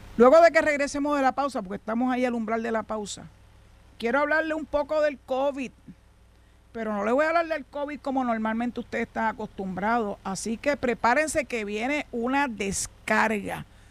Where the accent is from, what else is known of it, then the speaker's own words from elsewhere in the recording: San Juan, Puerto Rico; also born or lived in western Puerto Rico; now in western area, Puerto Rico; allá en el doctor donde yo nací en la Parada 20 en Santurce